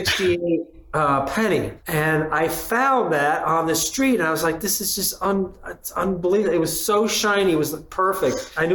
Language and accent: English; Batavia, New York, United States; I'm from a very small town in western New York called Batavia. It's right between Buffalo and Rochester, and today it's probably about 6 feet under snow.